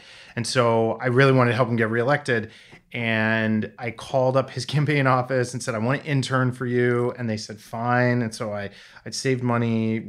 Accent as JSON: {"language": "English", "region": "New Hampshire", "country": "United States", "tie": "born or raised there", "said": "I grew up on the Connecticut River, mm-hmm. and our school district was a Vermont, New Hampshire school district."}